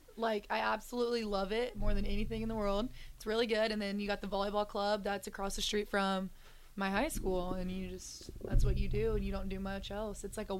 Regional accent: Yorktown, Indiana, United States; I'm from a small town. It's called Yorktown, Indiana. Not a lot of people have heard of it. So, I usually just say, like, Muncie, or you've heard of Ball State, maybe. That's a college. But, yeah, so that's where I'm from. Born and raised. My family all lives there.

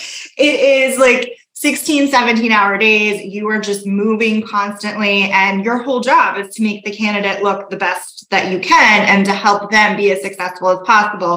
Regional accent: South Florida, United States; I am originally from South Florida

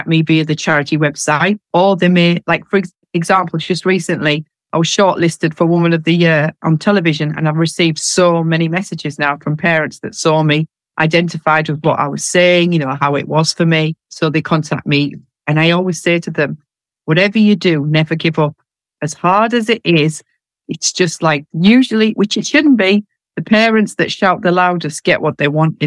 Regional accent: North East England, United Kingdom; accent: northeast of England; moved away as an adult; also born or lived in Greater London; now in London, United Kingdom; My accent is from the northeast of England, because both my husband and I are from the northeast

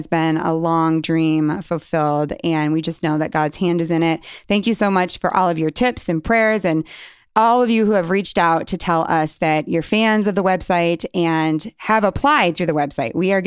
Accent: Michigan, United States; we're both from Michigan

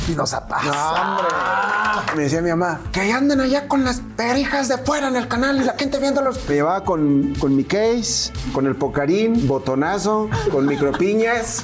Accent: Angostura, Sinaloa, Mexico; moved away; Y ahí crecí, ahí, ahí nací yo.

